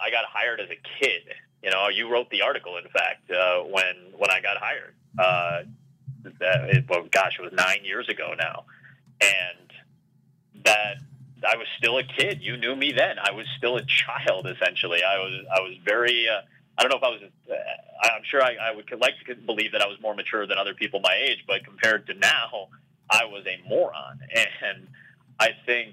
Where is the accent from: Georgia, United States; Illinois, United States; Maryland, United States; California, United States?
Illinois, United States; Chicago; I grew up in Chicago